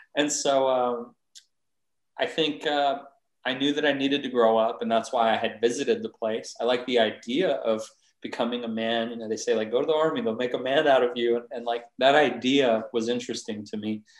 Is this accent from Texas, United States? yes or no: yes; San Antonio, Texas, United States; I grew up in Northeast San Antonio